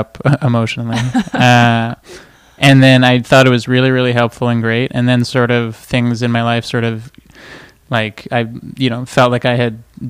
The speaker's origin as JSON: {"language": "English", "town": "Montreal", "region": "Quebec", "country": "Canada", "tie": "born or raised there", "also_born_or_lived": "Toronto", "moved": "yes", "lives_now": "Los Angeles, United States", "said": "I grew up in Montreal."}